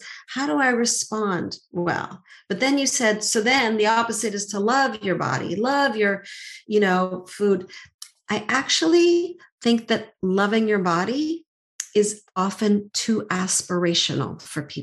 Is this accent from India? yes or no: no; Montreal, Quebec, Canada; I grew up in Montreal